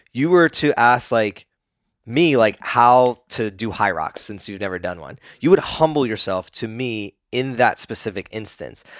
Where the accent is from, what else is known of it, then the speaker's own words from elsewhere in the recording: East Coast, United States; growing up on the East Coast